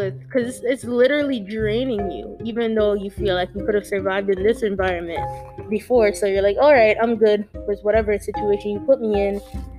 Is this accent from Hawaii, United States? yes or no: no; Hartford, Connecticut, United States; I grew up in Hartford for the majority of my life at the time